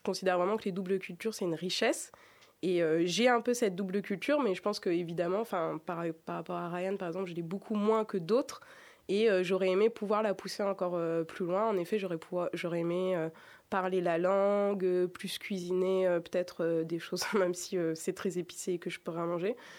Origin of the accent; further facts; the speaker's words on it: Grenoble, Auvergne-Rhône-Alpes, France; Je suis née à Grenoble et pas à, Annecy.